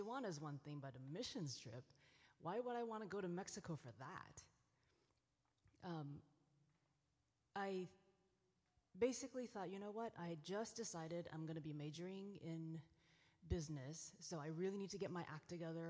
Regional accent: Taiwan; moved away; I grew up in Taiwan

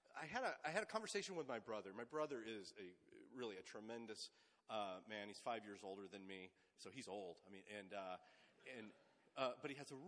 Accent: Sunnyvale, California, United States; I grew up in the Bay Area. I'm a kid of the Silicon Valley. Grew up in Sunnyvale

